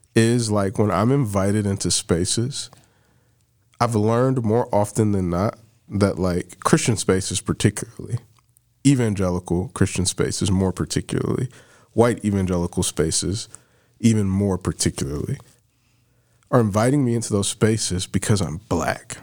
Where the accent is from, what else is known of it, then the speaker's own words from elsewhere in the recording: Barberton, Ohio, United States; I'm from Barberton.